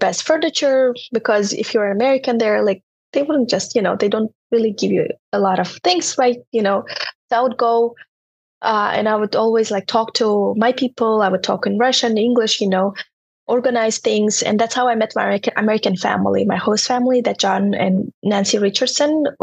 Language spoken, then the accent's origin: English; Turkmenistan; English is a second language; moved away as an adult; now in United States; I was growing up in Turkmenistan